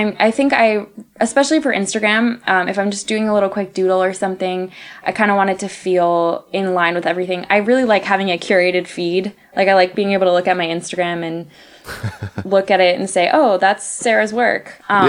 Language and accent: English; Saudi Arabia; also born or lived in Chicago, United States; I actually grew up in Saudi Arabia. I moved there when I turned 6.